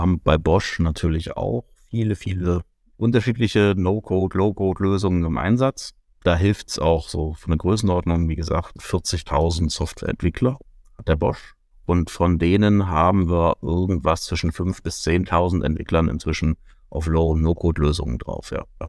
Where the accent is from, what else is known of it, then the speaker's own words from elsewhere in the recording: Germany; Gerade wir als Deutsche